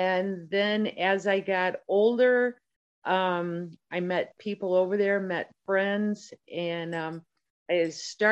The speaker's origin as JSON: {"language": "English", "town": "St. Louis", "region": "Missouri", "country": "United States", "tie": "born or raised there", "said": "I grew up in the St. Louis, Missouri area."}